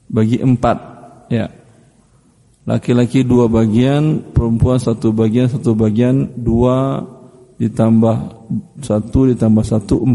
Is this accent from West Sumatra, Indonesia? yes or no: yes; West Sumatra, Indonesia; Saya alhamdulillah orang Minang juga. Ibu saya sukunya Tanjung, bapak saya sukunya Koto.